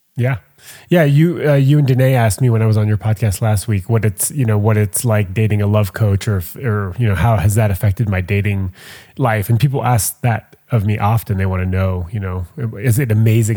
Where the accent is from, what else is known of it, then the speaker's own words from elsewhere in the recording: Montreal, Quebec, Canada; I'm from Montreal